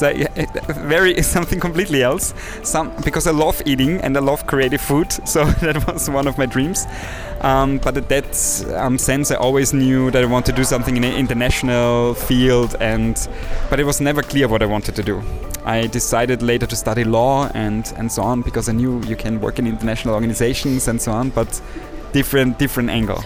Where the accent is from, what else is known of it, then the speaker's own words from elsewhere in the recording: villages in Austria, outside Salzburg, Austria; moved away as an adult; now in Vienna, Austria; my little village outside of Salzburg in Austria um, because I'm a country boy. So basically, cool. I have um, grown up in different villages in, in Austria